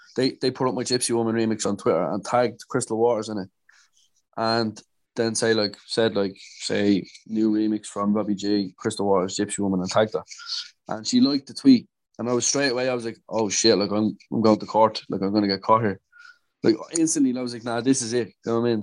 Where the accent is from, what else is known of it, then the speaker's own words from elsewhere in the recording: Dublin, Leinster, Ireland; I'm from Dublin in Ireland.